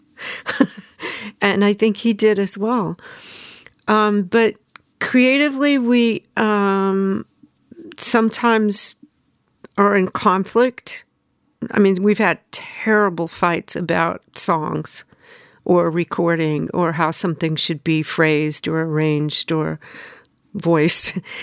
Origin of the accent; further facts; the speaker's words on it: Southern California, United States; moved away as an adult; also born or lived in Memphis, Tennessee; now in New York, United States; I grew up in Southern California